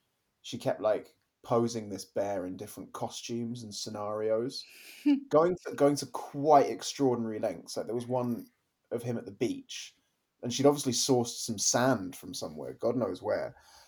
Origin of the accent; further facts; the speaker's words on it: Kent, South East England, United Kingdom; the village where I grew up in Kent.